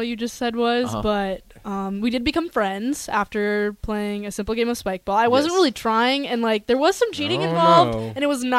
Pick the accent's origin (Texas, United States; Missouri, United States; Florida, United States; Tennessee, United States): Tennessee, United States; Memphis; now in Nebraska, United States; Because we're both from Memphis.